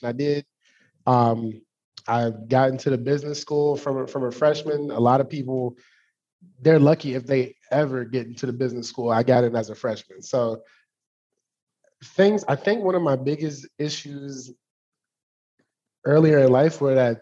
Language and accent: English; Forestville, Maryland, United States; I grew up, born and raised PG County, Maryland